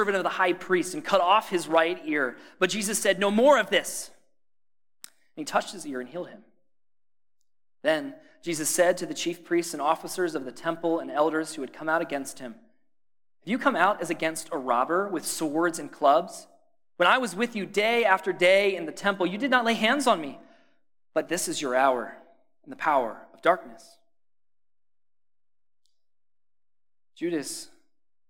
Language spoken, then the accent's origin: English; Pennsylvania, United States; moved away as an adult; now in Ohio, United States; I grew up in Pennsylvania